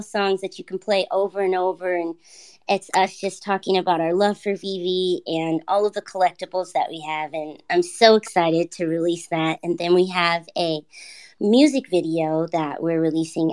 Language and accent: English; Los Angeles, California, United States; now in Northern California, United States; I'm from Los Angeles, so I am a Los Angeles native and currently living in Northern California